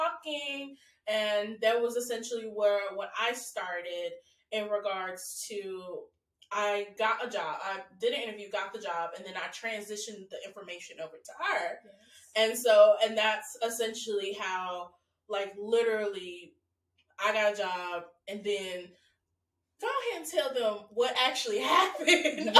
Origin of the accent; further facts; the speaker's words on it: Texas, United States; moved away as an adult; now in Southampton, United Kingdom; I'm from Texas